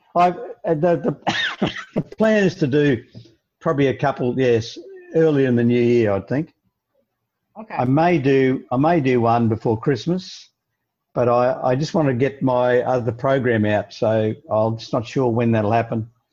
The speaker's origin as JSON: {"language": "English", "country": "Australia", "said": "being an Australian"}